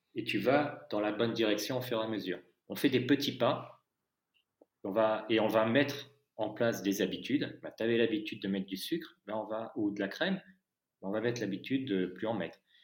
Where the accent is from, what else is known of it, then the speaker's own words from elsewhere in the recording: France; je suis français